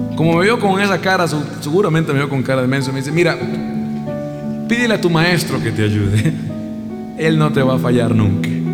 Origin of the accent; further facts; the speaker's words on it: Costa Rica; la semana pasada estuve con Juan, en mi país, en Costa Rica. Fui al colegio a dar un concierto, a mi colegio de toda la vida